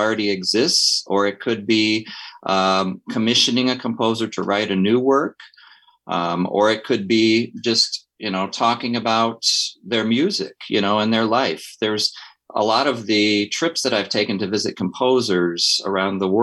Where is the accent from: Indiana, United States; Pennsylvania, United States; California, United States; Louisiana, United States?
Indiana, United States; Valparaiso; I am from Indiana, was born in Valparaiso, basically lived in Valparaiso my entire life